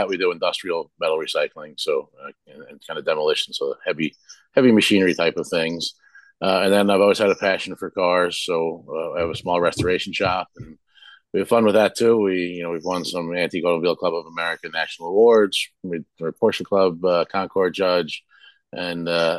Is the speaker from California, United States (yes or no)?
no; Mountainside, New Jersey, United States; also born or lived in Harding Township, New Jersey / Bethlehem Township, Hunterdon County, New Jersey; I grew up in Mountainside and Harding Township, just outside of Marstown.